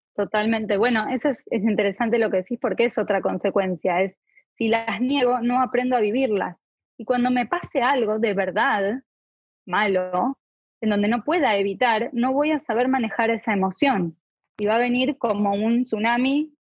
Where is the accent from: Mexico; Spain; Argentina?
Argentina; moved away; Yo soy de Argentina